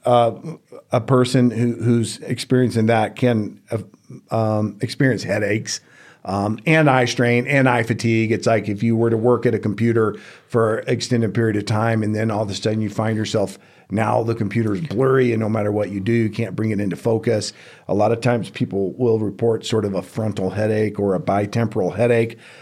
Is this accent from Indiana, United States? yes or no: no; Houston, Texas, United States; moved away as an adult; also born or lived in Georgia; now in Reno, United States; I grew up in Houston, Texas